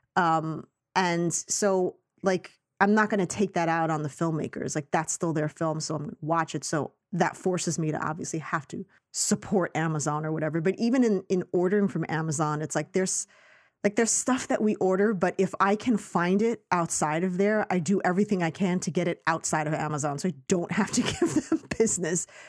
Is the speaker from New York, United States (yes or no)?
yes; New York City, New York, United States; I grew up in Astoria, Queens